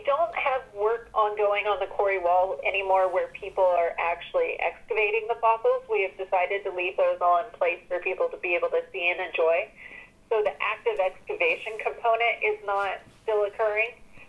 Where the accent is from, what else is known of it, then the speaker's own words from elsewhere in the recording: Arkansas, United States; I was growing up in Arkansas and wasn't really paying attention to that much pop culture at that time